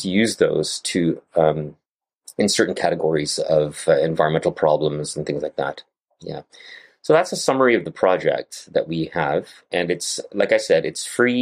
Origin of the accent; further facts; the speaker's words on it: Canada; I live in Canada and grew up in Canada and trained in Canada